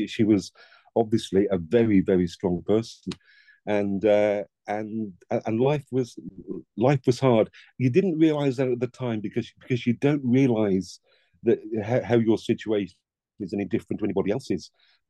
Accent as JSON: {"language": "English", "town": "Dudley", "region": "West Midlands", "country": "United Kingdom", "tie": "born or raised there", "said": "I was born in the Black Country in Dudley, Gornal."}